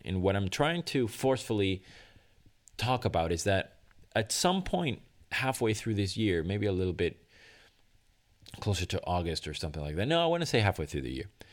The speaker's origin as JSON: {"language": "English", "country": "Venezuela", "moved": "yes", "said": "my home country of Venezuela"}